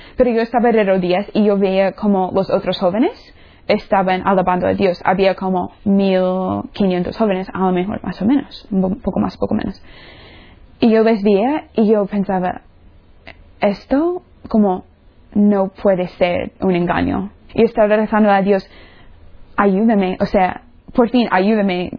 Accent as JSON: {"language": "Spanish", "region": "Florida", "country": "United States", "second_language": "Spanish", "moved": "yes", "said": "soy de los Estados Unidos, de la, del estado La Florida"}